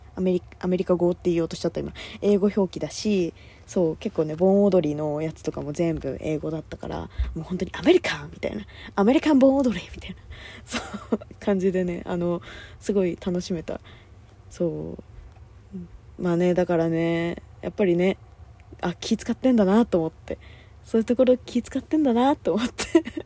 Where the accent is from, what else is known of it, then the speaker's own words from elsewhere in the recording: Kanagawa, Japan; 私神奈川県民でさ